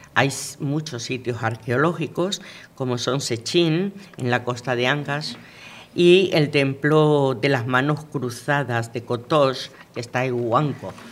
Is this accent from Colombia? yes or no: no; Venezuela; moved away; yo nací en Venezuela, yo me crié en Venezuela